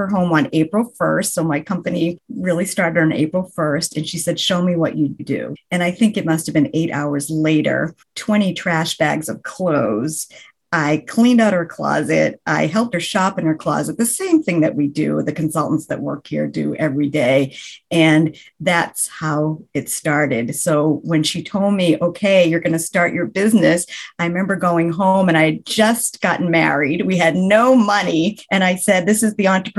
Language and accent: English; Boston, Massachusetts, United States; I am from the Boston area, the New England area